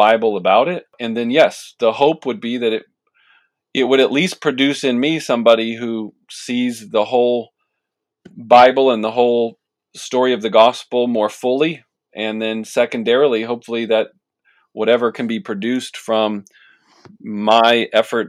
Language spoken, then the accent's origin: English; Washington, District of Columbia, United States; also born or lived in Palatine, Illinois; now in Chicago, United States; I'm originally from the Washington, D.C. area